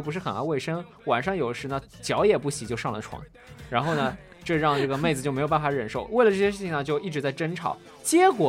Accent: southern China, China; 作为一个南方人

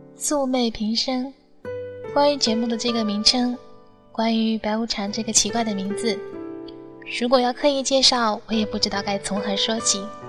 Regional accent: Fuzhou, Fujian, China; 我的福州话还只能停留在简单的交流

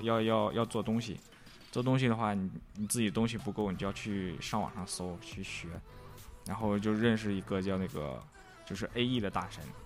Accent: Northeast China, China; moved away as an adult; also born or lived in Shanghai; 我是，我是一个东北人。

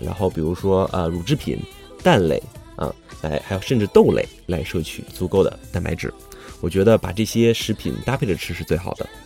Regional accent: China; 以我们中国人自己的生活习惯而言

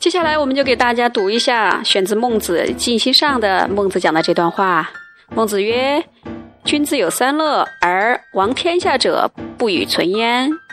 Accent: China; now in Beijing, China; 我们中国人

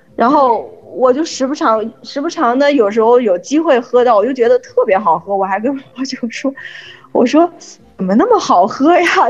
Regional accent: China; now in France; 我们中国人喝酒的习惯啊，还是就是吃着饭喝酒

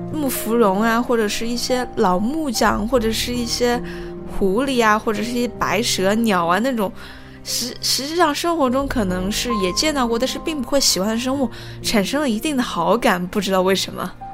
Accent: Changsha, Hunan, China; 也就是我的家乡嘛，也是长沙这一块

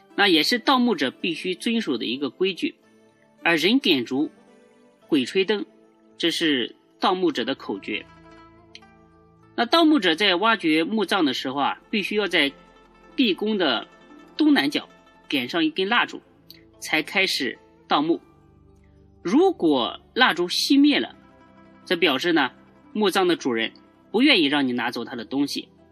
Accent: China; 我们中国人的八卦、易经啊、风水啊这些知识

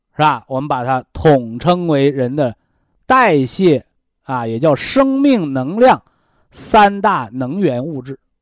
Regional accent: China; 我们中国人的文化叫先人后己

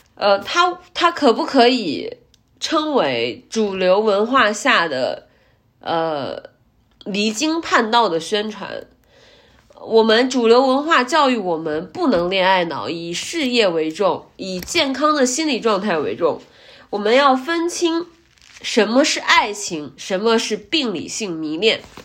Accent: Zhumadian, Henan, China; 我说我来自我们这个，不管是郑州也好，还是驻马店这样的 非常小的城市

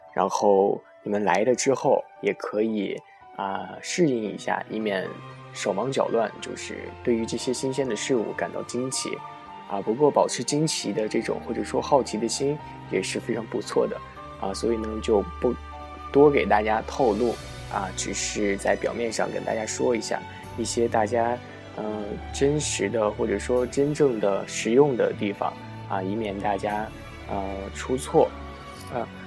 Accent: China; now in Japan; 以前在小时候在，啊，国内的时候

